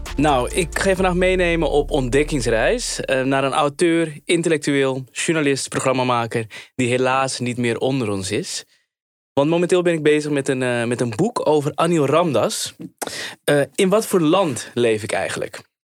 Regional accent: Amsterdam, North Holland, Netherlands; ik kom uit Surinaamse ouders. En, eh, eh, maar daarnaast kom ik gewoon uit Amsterdam en eh, ben ook opgegroeid in die multiculturele samenleving

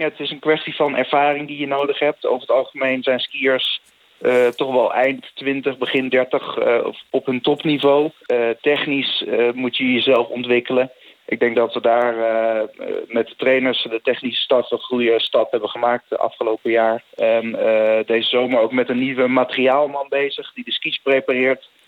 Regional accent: Netherlands; ik als Nederlander

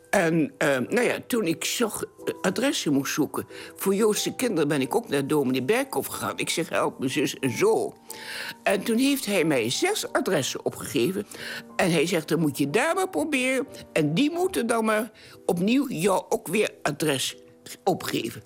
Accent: Hengelo, Overijssel, Netherlands; now in Enschede, Netherlands; En ik ben geboren in Hengelo, 8 november 1921

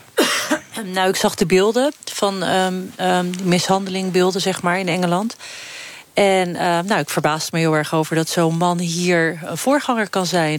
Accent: Rozenburg, South Holland, Netherlands; ik ben geboren en opgegroeid in Rozenburg

